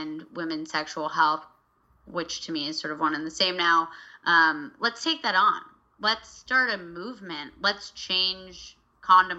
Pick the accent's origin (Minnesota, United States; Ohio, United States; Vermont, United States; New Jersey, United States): Vermont, United States; I grew up in Vermont.